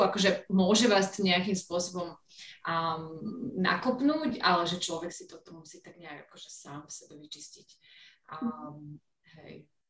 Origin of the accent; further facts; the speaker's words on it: Slovakia; moved away as an adult; also born or lived in London / Venice / Kosovo; now in Pakistan; Slovensko, lebo som Slovenka, som, som sa tu narodila